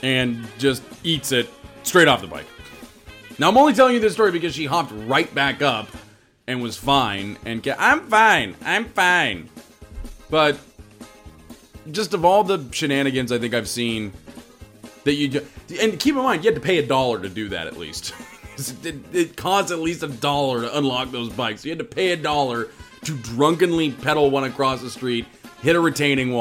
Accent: Woodinville, Washington, United States; also born or lived in West Seattle; now in Seattle, United States; I grew up in Woodinville

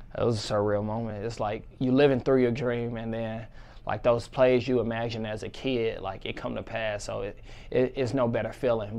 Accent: St. Louis, Missouri, United States; my hometown, represent Saint Louis, Missouri

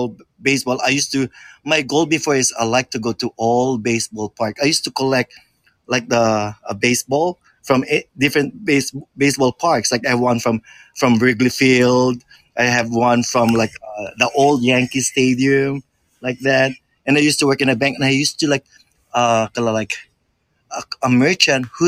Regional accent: Philippines; moved away; I grew up in the Philippines.

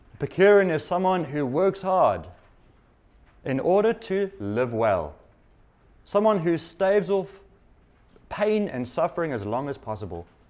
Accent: South Africa; moved away; I come from South Africa, which has recent history

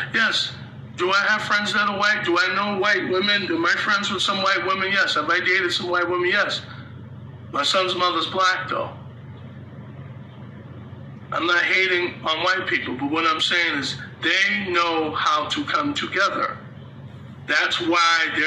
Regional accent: United States; us as American people

